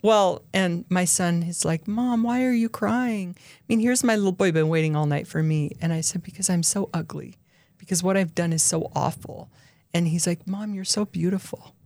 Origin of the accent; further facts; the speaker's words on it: Utah, United States; also born or lived in Highland, Utah / Dublin, California / Minnesota; I've lived in Utah my whole life other than when I was in prison